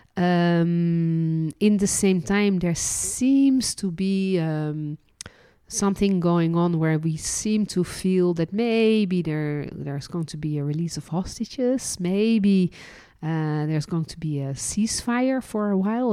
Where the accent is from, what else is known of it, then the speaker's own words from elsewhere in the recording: Netherlands; also born or lived in France; now in Israel; And I was born in Holland. then lived and worked as a licensed tour guide in France and ended my journey living and working in Israel.